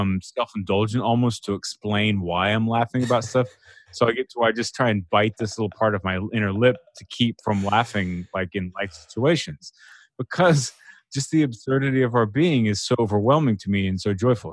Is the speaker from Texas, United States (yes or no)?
yes; Texas, United States; growing up in Texas